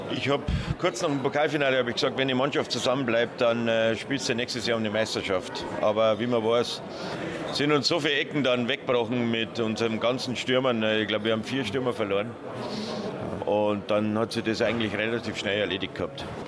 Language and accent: German; Munich, Bavaria, Germany; moved away as an adult; ich bin ein Münchner, ich bin in München aufgewachsen